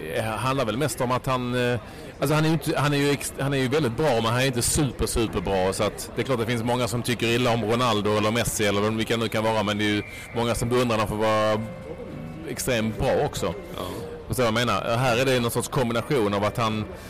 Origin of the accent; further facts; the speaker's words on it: Sweden; som svensk